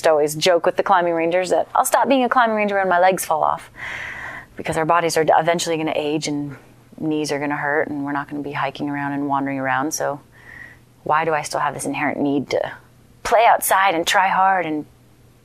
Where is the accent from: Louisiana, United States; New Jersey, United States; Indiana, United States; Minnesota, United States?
Minnesota, United States; now in Estes Park, United States; I grew up in Minnesota